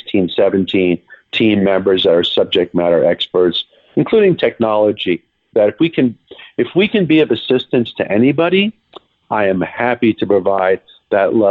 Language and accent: English; New York, United States; He and I are both from New York